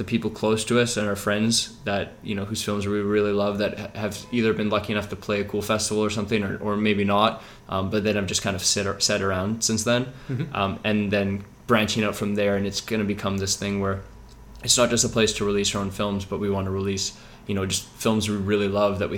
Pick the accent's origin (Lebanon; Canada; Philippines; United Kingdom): Canada; Vancouver, British Columbia; I'm a filmmaker from Vancouver, based in Kitsilano right now